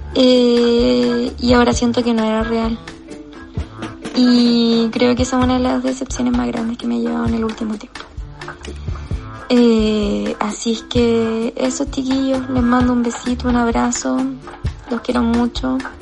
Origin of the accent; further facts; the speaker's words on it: Chile; como chilenos